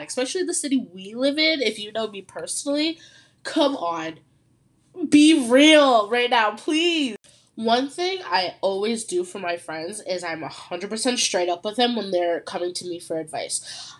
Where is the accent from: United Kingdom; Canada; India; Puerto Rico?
Canada; Ontario; I'm from Ontario, Canada